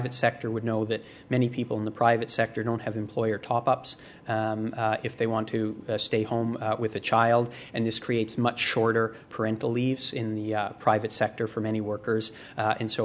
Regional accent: Canada; as a Canadian

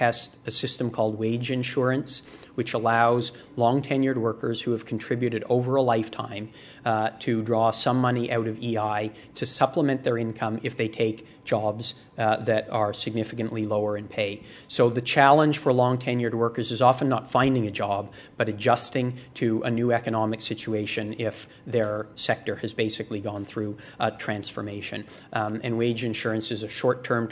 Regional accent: Canada; as a Canadian

